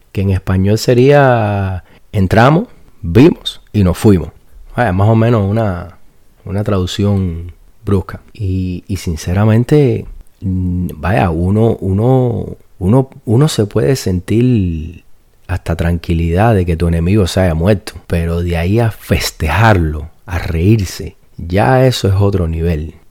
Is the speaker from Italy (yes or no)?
no; Cuba; yo soy cubano